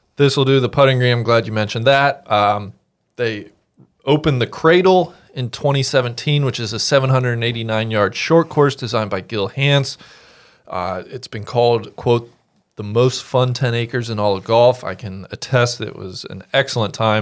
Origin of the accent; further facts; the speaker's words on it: United States; I grew up an hour and a half from Indianapolis